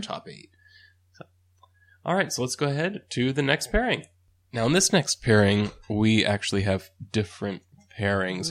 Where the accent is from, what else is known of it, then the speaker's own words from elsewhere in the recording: United States; as an American